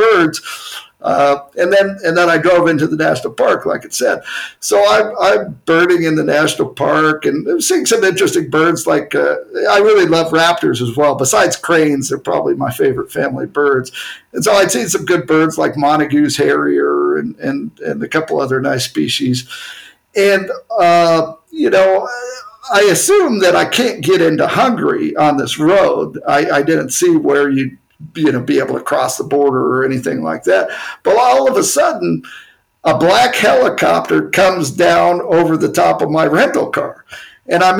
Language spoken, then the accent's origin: English; United States; I'm American